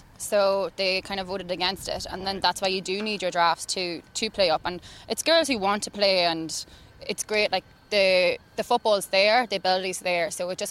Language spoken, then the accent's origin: English; Louth, Leinster, Ireland; moved away as an adult; now in New York, United States; I'm from Loud.